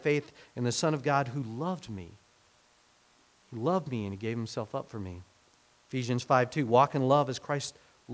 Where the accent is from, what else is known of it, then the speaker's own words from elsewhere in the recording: Hominy, Oklahoma, United States; also born or lived in Fairfax, Oklahoma; we moved from Hominy, Oklahoma, where, you know, I was settled